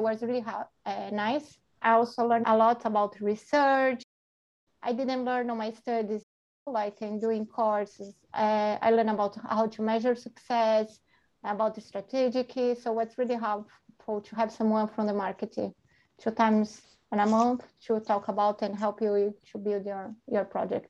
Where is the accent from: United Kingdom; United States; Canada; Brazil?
Brazil; now in Amsterdam, Netherlands; I'm from Brazil